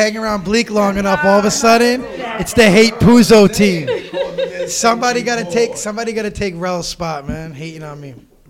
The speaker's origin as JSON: {"language": "English", "area": "Bergen County", "region": "New Jersey", "country": "United States", "tie": "born or raised there", "also_born_or_lived": "Dyckman, Manhattan, New York", "said": "I grew up right by the Meadowlands. As stated earlier, I'm from Bergen County."}